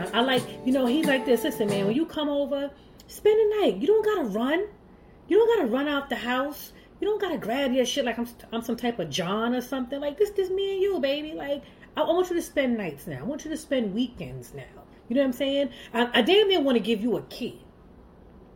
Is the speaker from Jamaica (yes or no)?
yes; Jamaica; I'm Jamaican